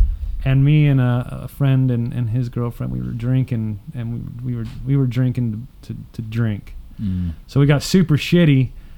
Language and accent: English; Hesperia, California, United States; also born or lived in Upland, California; now in Riverside, United States; I was essentially born and raised in Hesperia. But not really born there. I was born in Upland.